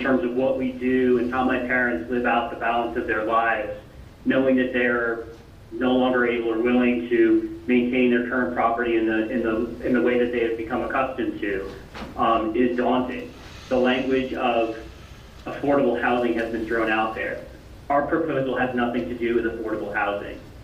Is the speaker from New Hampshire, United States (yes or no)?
yes; New Hampshire, United States; now in Franklin, United States; my hometown and their their you know their their home in New Hampshire